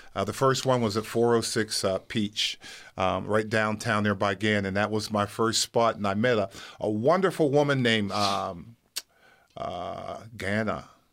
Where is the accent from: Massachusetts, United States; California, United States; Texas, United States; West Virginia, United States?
West Virginia, United States; Wellsburg; moved away as an adult; now in Erie, United States; I'm from Wellsburg, West Virginia